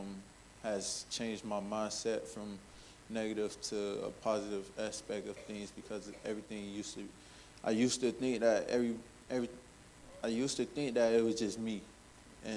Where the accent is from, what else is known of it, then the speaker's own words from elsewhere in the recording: Miami, Florida, United States; I'm from Miami, Florida